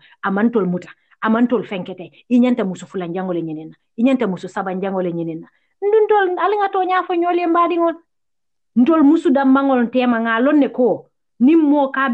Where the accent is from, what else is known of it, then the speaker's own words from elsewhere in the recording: Gambia; now in United States; I grew up in Gambia not knowing it.